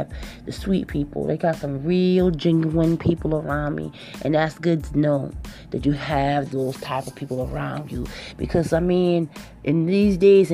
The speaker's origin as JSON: {"language": "English", "town": "Charleston", "region": "South Carolina", "country": "United States", "tie": "born or raised there", "said": "I'm originally from Charleston, South Carolina, okay, and it's a small place"}